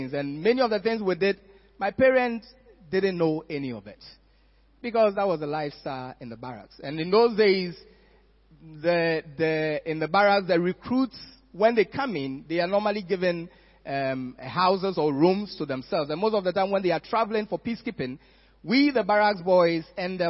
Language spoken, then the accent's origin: English; Accra, Greater Accra, Ghana; I was growing up in Accra